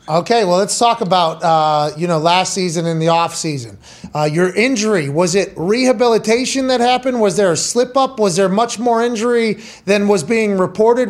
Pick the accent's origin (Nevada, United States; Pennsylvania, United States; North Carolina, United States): Pennsylvania, United States; Pittsburgh; also born or lived in West Virginia; now in Indianapolis, United States; Growing up in Pittsburgh